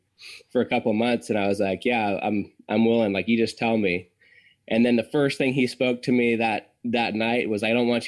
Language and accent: English; Santa Cruz, California, United States; where I grew up in Santa Cruz